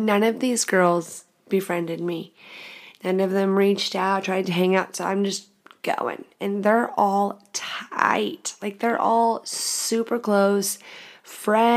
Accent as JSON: {"language": "English", "town": "The Woodlands", "region": "Texas", "country": "United States", "said": "I'm from Texas"}